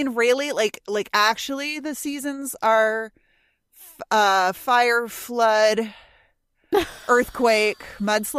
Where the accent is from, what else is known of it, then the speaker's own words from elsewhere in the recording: Southern California, United States; I grew up in Southern California.